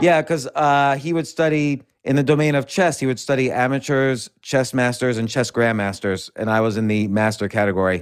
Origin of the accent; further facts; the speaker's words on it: New York City, New York, United States; grew up in and around New York City in the seventies.